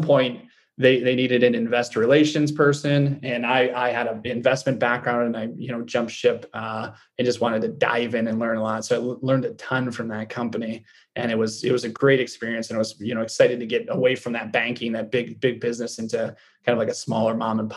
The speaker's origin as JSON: {"language": "English", "region": "Michigan", "country": "United States", "tie": "born or raised there", "said": "county that I grew up at in Michigan."}